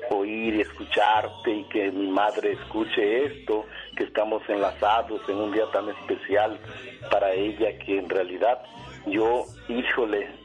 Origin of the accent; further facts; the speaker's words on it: La Sabana, Guerrero, Mexico; región de la Costa Grande, yo soy de la Sabana Guerrero, nací en Lomas de Chapultepec Guerrero, mi mamá en Monte Alto Guerrero, de allá somos